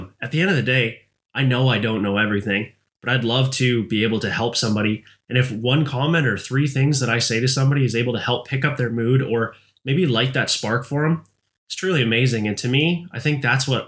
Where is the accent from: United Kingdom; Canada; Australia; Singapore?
Canada